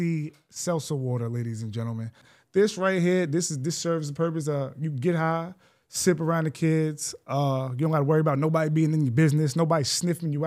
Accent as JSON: {"language": "English", "town": "Greenburgh", "region": "New York", "country": "United States", "also_born_or_lived": "Maryland", "said": "I'm from Greenberg"}